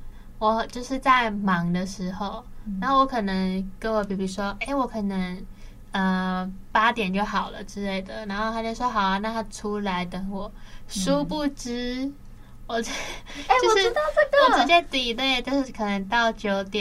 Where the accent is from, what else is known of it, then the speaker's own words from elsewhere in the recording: Kaohsiung, Taiwan; 嘿，高雄人。